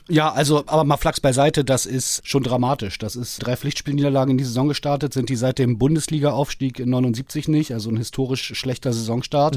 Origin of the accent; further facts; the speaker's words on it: Berlin, Germany; als geborener Berliner